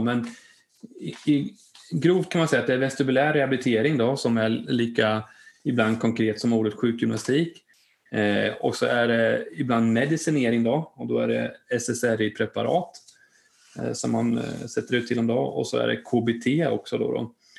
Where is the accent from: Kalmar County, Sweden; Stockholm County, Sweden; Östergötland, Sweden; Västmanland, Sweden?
Östergötland, Sweden; Linköping; där jag kommer ifrån, från Linköping, där har vi ett stort eh, eh, köpcenter